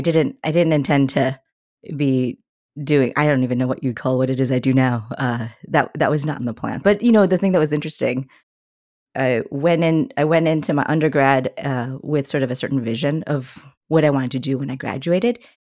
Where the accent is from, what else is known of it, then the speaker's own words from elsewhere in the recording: United States; an Asian American woman, I always felt, like, a little bit outside of the story here in the U S